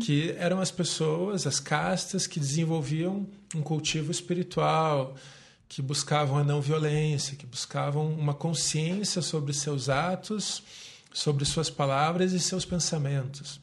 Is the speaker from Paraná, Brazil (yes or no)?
yes; Curitiba, Paraná, Brazil; sou nascido aqui em Curitiba